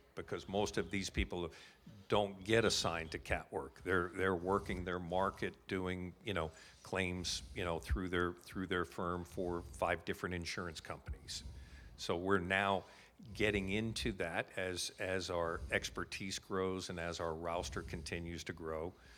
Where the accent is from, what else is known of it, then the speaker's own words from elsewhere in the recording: United States; moved away as an adult; also born or lived in Calgary, Canada; now in Canada; I'm obviously, with my accent, originally from the States